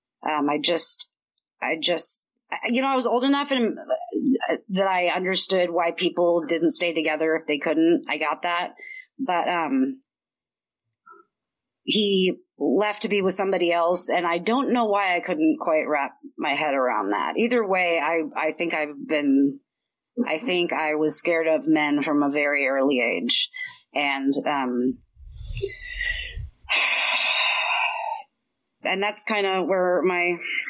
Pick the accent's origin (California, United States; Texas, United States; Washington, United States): Washington, United States; Bellevue; I was raised in Bellevue, but it was not the Bellevue that you know today